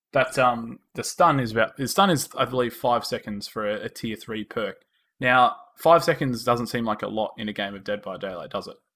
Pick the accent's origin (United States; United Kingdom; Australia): Australia; accent: Australian; we are from Australia. If you couldn't tell by our uh, our lovely Australian accents